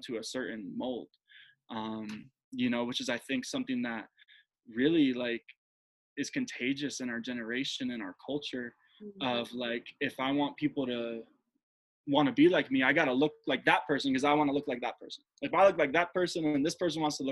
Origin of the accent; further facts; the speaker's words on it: Jersey Shore, New Jersey, United States; moved away as an adult; also born or lived in Denver, Colorado; I grew up in Jersey, at the Jersey Shore